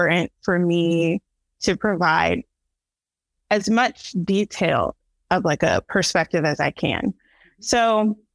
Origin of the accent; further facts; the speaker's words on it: New Jersey, United States; moved away as an adult; now in Baltimore, United States; I was born in New Jersey and have since relocated to Baltimore, Maryland